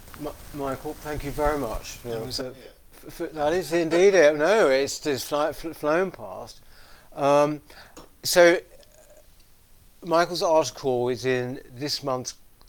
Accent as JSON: {"language": "English", "region": "London", "country": "United Kingdom", "tie": "born or raised there", "said": "I'm born and bred in London, I still live and work here."}